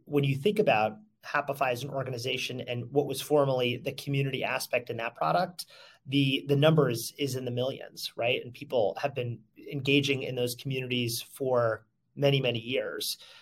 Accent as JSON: {"language": "English", "region": "Connecticut", "country": "United States", "tie": "born or raised there", "also_born_or_lived": "Brooklyn, New York / Mississippi", "moved": "as an adult", "lives_now": "New York City, United States", "said": "I grew up in Connecticut"}